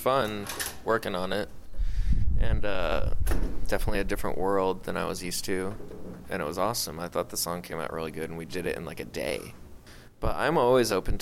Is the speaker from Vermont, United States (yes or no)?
yes; Vermont, United States; I am from Vermont